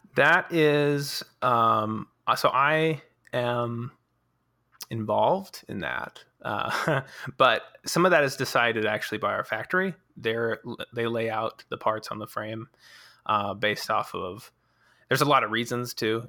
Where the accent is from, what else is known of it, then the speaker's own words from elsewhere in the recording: Colorado, United States; moved away as an adult; I was actually from Colorado